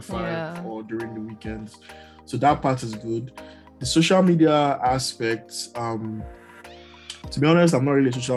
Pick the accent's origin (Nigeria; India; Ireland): Nigeria; now in Canada; I'm Nigerian.